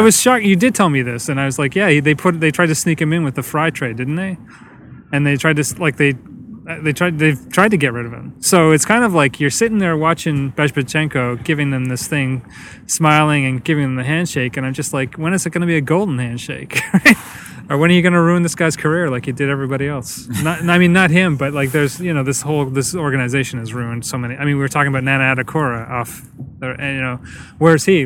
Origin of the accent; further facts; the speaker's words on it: Canada; As Canadian